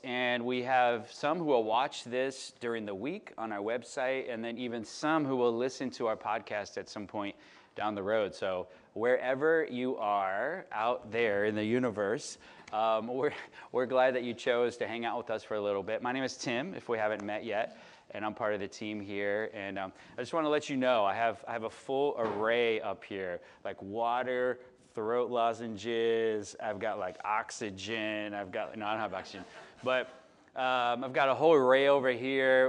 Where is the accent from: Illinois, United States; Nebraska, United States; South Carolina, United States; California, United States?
Illinois, United States; Chicago; moved away; I'm from Chicago